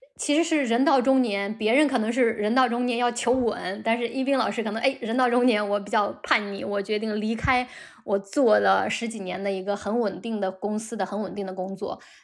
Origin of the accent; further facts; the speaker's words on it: China; 我们中国人